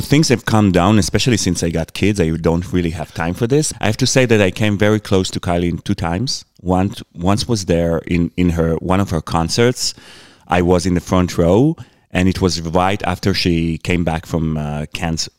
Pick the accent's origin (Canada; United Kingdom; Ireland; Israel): Israel; moved away; also born or lived in United States; I come from Israel.